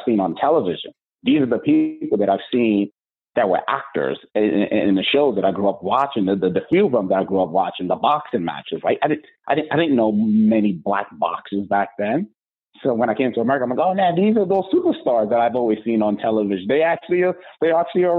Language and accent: English; New York City, New York, United States; also born or lived in Ondo State, Nigeria; I came to the United States at the age of 10, grew up in New York City